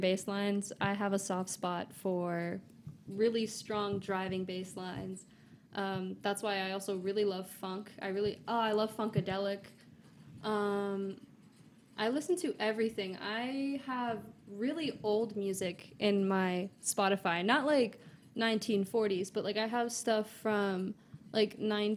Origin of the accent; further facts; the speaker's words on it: Long Island, New York, United States; also born or lived in Brooklyn; I grew up in Long Island.